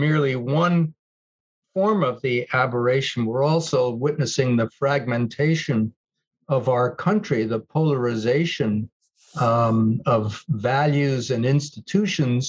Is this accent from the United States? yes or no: yes; New York, United States; I grew up in post-war New York